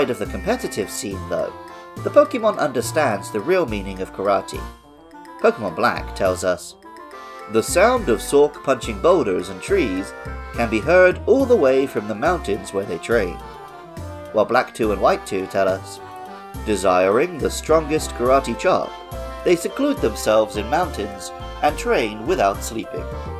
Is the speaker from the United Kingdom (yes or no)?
yes; England, United Kingdom; moved away as an adult; now in Japan; I grew up in England as an indoorsy gamer